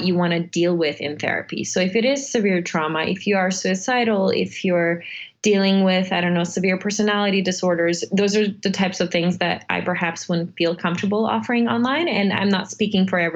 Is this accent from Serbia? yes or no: yes; Serbia; moved away; Since I grew up in Serbia, I was born in Serbia. I lived through about two wars by the age of nine.